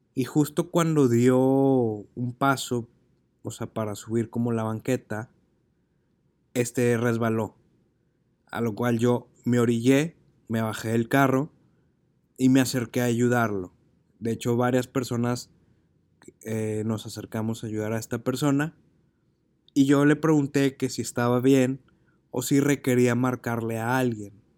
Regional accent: Monterrey, Nuevo León, Mexico; regresé a Monterrey, que es mi ciudad de origen

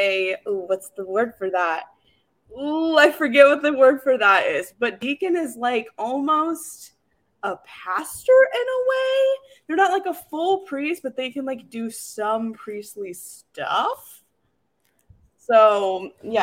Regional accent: Indiana, United States; I'm from the Midwest, I'm from Indiana

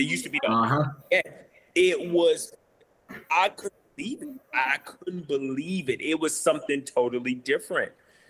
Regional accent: St. Louis, Missouri, United States; I grew up in St. Louis off Union and Kings Highway.

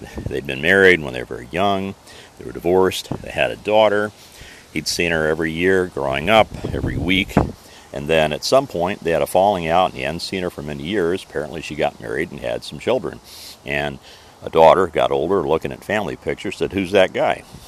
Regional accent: Mitchell, Indiana, United States; moved away; my hometown of Mitchell, Indiana

